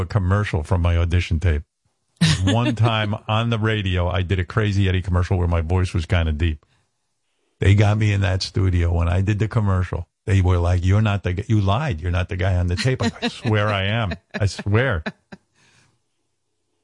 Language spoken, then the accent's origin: English; Roosevelt, New York, United States; I grew up in Roosevelt